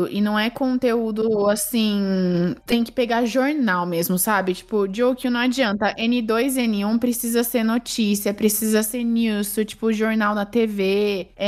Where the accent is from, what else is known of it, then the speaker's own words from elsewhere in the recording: Brazil; also born or lived in Japan; eu sou brasileira, metade uruguaia, só que morei minha vida inteira pra. Minha vida inteira não, né?